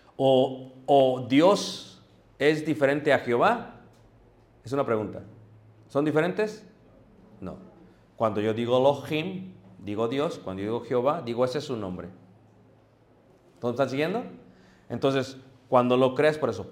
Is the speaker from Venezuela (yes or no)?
no; Mexico; nosotros como mexicanos